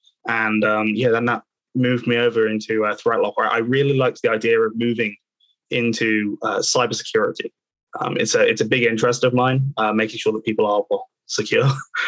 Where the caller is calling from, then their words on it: Reading, South East England, United Kingdom; So I am joining from Reading today. So obviously just out to the west of London.